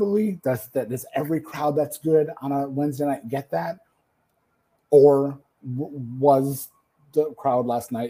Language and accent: English; Detroit, Michigan, United States; They're coming to my hometown